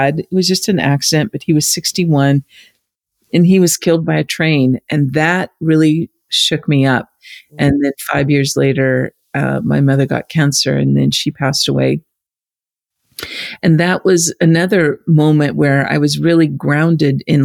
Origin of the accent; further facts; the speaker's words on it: United States; But I grew up in the States